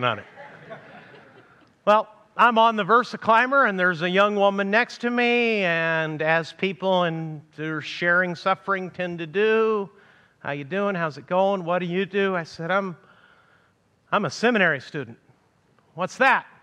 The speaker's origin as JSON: {"language": "English", "town": "Amarillo", "region": "Texas", "country": "United States", "tie": "born or raised there", "moved": "yes", "said": "my hometown of Amarillo, Texas"}